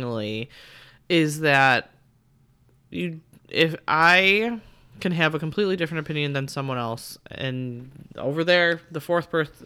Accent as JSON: {"language": "English", "town": "Chicago", "region": "Illinois", "country": "United States", "said": "we're from the South Side, and my father was a big White Sox fan"}